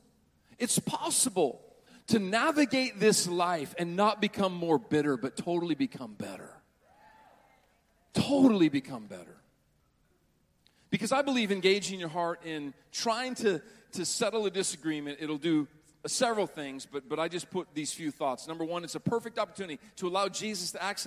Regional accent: Butte, Montana, United States; When I was growing up in Butte, Montana, it was terrible

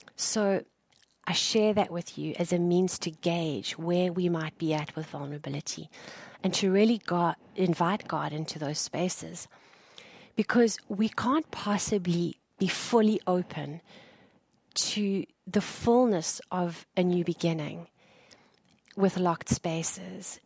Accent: South Africa; moved away as an adult; I am South African uh, by birth, and I left my home country two years ago

